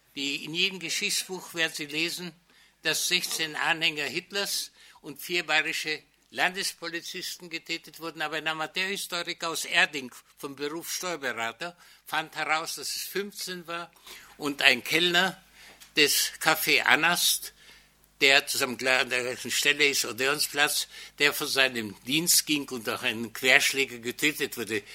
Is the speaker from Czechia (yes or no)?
yes; Nový Jičín, Moravian-Silesian Region, Czechia; moved away as an adult; Meine Heimatstadt Neutitschein